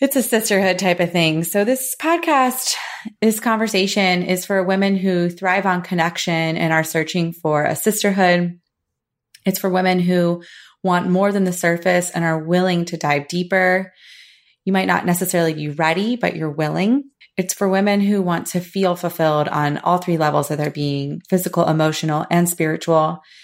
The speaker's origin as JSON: {"language": "English", "region": "Florida", "country": "United States", "tie": "born or raised there", "said": "born and raised in Florida, luckily still living here, currently in Saint Pete, Florida"}